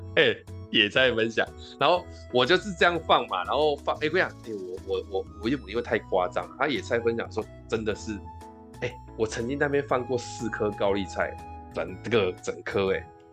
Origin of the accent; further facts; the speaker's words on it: southern Taiwan, Taiwan; 我们南部嗯。人的那个习性